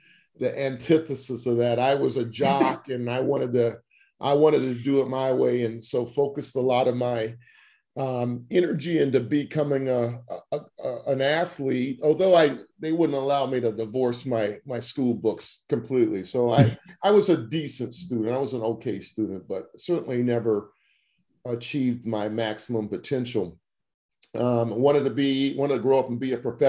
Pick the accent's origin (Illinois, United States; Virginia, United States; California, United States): Virginia, United States; Chesapeake; also born or lived in Oklahoma City, Oklahoma / Washington, D.C. / Rochester, New York / Buffalo, New York; I like to call Chesapeake, Virginia home, the Tidewater area, four cities of Virginia Beach, Norfolk, Portsmouth, and Chesapeake.